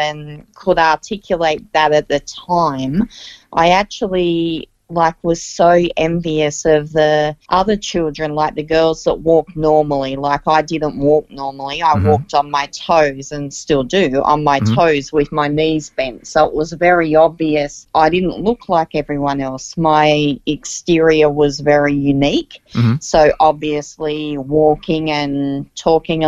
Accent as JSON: {"language": "English", "area": "Central Coast", "region": "New South Wales", "country": "Australia", "tie": "born or raised there"}